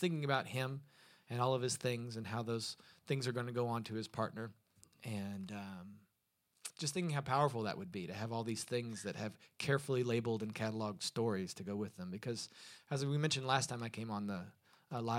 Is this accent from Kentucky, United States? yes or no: yes; Lexington, Kentucky, United States; now in Louisville, United States; Lexington, Kentucky, which is my hometown, but I now claim Louisville is my home